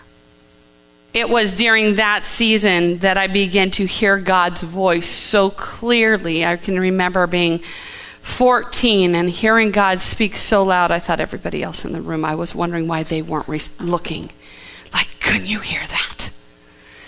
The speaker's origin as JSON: {"language": "English", "town": "Los Angeles", "region": "California", "country": "United States", "tie": "born or raised there", "also_born_or_lived": "Santa Maria, California", "said": "we moved to Los Angeles from Santa Maria"}